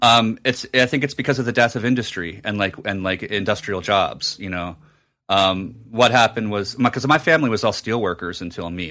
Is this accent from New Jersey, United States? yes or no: yes; New Jersey, United States; at a Borders in my hometown in Jersey